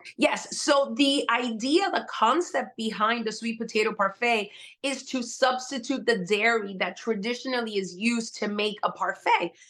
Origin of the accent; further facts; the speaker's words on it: Miami, Florida, United States; also born or lived in Puerto Rico; I was raised part time in Miami, part time in Puerto Rico